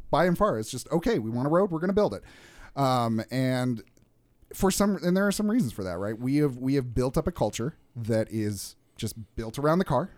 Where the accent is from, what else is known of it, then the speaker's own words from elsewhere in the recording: Salt Lake City, Utah, United States; also born or lived in Washington, D.C.; born and raised in Salt Lake City